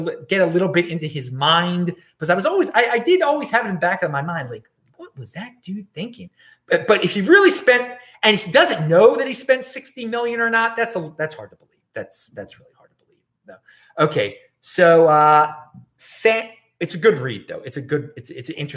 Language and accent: English; Baltimore, Maryland, United States; now in Los Angeles, United States; my hometown of Baltimore